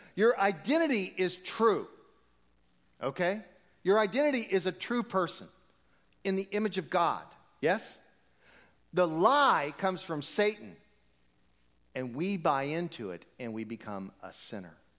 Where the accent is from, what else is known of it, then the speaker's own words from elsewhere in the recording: United States; we're American